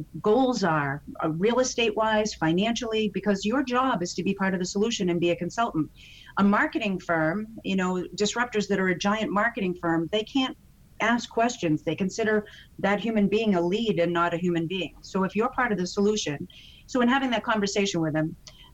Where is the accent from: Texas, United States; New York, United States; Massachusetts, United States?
Massachusetts, United States; Boston; I'm from Boston